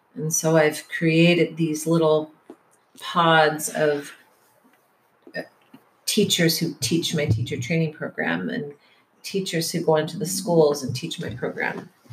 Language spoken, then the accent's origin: English; Detroit, Michigan, United States; moved away as an adult; also born or lived in Portland / San Francisco; now in San Diego, United States; the generation I was raised in in Detroit